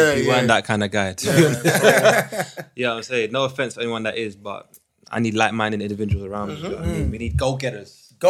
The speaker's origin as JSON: {"language": "English", "region": "London", "country": "United Kingdom", "tie": "born or raised there", "also_born_or_lived": "Kampala, Uganda", "said": "So I've pretty much been born, not born, but bred. Bred in London, yeah."}